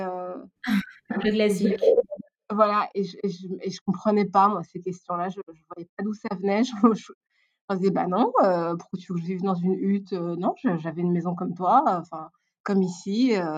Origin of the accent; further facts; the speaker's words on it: Belgium; French is a second language; also born or lived in Rwanda / Brussels / Tournai; je suis née au Rwanda. et je, donc, j'ai vécu au Rwanda pendant 4 ans. Je suis arrivée en, Belgique quand j'avais 4 ans, 4 ans et demi, quelque chose comme ça. et puis, j'ai grandi entre Bruxelles et euh, Tournai.